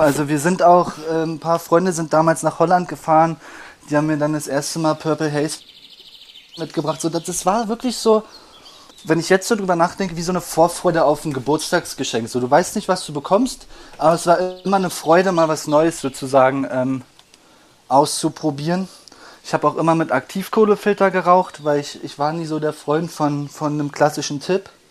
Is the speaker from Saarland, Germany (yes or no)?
no; Berlin, Germany; ich bin aufgewachsen am Rande von Berlin, im Osten